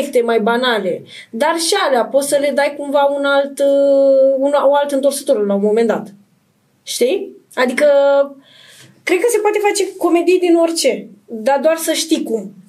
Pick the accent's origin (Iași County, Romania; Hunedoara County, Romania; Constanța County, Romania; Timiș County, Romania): Iași County, Romania; Iași; moved away; also born or lived in Bucharest; vin din Moldova, din Iași